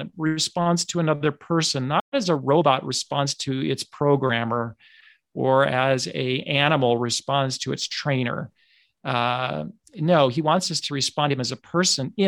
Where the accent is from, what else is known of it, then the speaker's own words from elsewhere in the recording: United States; I'm speaking here as an American in the United States